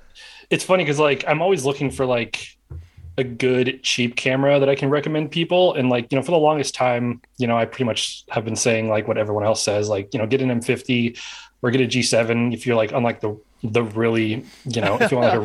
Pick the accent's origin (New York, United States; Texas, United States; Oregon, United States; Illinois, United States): Oregon, United States; Portland; I'm from Portland, Oregon. And I just live just south of it in a little town called Oregon City.